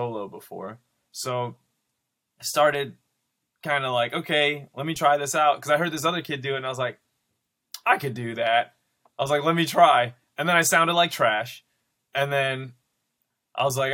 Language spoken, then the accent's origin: English; Grand Rapids, Michigan, United States; I'm originally from Grand Rapids, Michigan